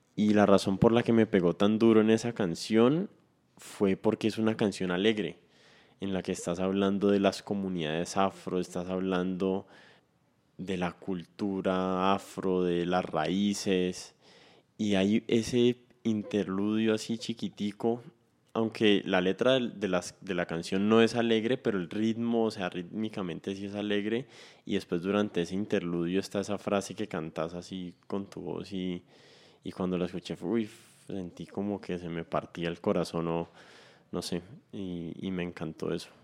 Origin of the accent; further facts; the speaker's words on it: Cali, Valle del Cauca, Colombia; yo me siento caleño, así las demás personas no me vean caleño